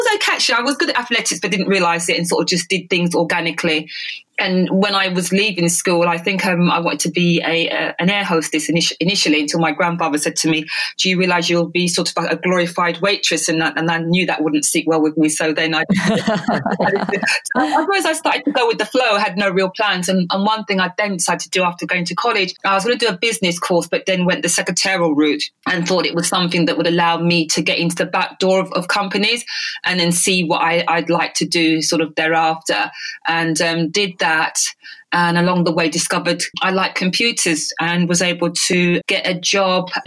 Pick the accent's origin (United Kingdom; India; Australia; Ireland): United Kingdom; London; also born or lived in Jamaica; I grew up in London in the UK